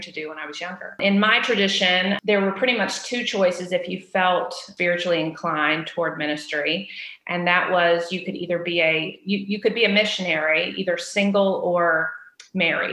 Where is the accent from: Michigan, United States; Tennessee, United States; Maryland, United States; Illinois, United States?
Tennessee, United States; Chattanooga; I grew up in the South. I grew up mostly in Chattanooga, Tennessee